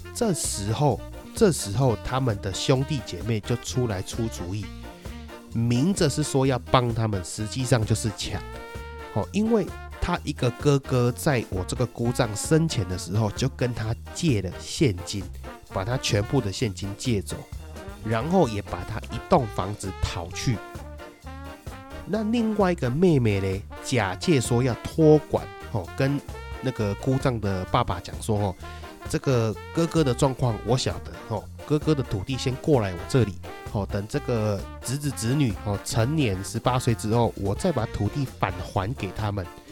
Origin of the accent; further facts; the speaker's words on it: Taiwan; 我们台湾人